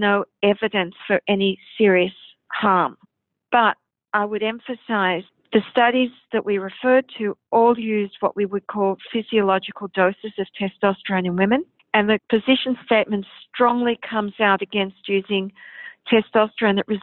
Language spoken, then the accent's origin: English; Australia; I'm an endocrinologist from Australia